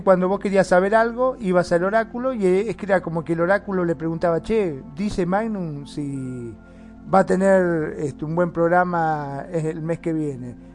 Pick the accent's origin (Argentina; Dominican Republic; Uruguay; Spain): Argentina; acá en Argentina, en mi país